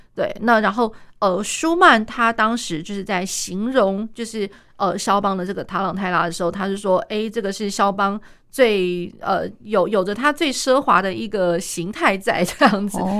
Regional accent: Taiwan; 像我们，我们台湾这边的话

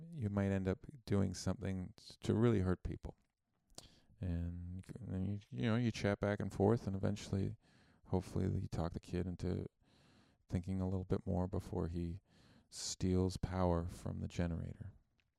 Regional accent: Canada; I'm Canadian, and I learned about Christopher Columbus in high school

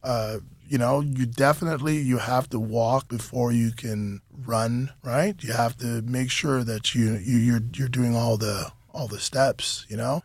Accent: Canada; being Canadian is that we're exposed to so many different cultures from all around the world

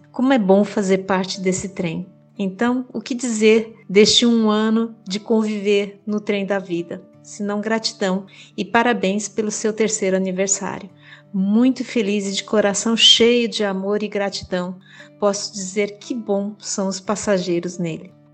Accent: Palmas, Tocantins, Brazil; sou de Palmas

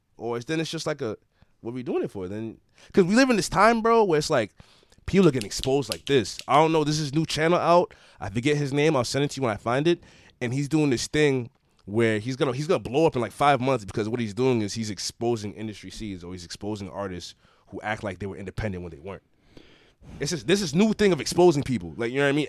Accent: Everett, Massachusetts, United States; I'm from Everett, Mass

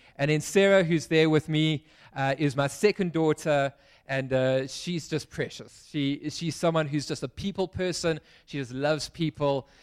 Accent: Pietermaritzburg, KwaZulu-Natal, South Africa; now in Cape Town, South Africa; I grew up in Pietermaritzburg

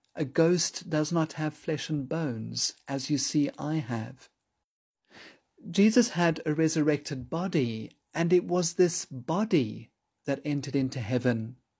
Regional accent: Johannesburg, Gauteng, South Africa; When I was growing up in Johannesburg as a child

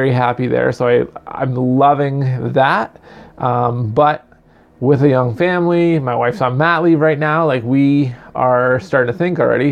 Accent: Canada; I'm quintessential Canadian

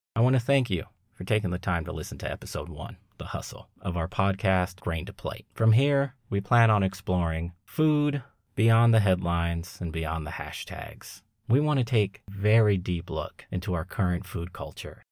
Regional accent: Long Beach, California, United States; growing up in Long Beach, California in the late eighties, early nineties was not easy. However, it's where I'm from, and it's where I grew up

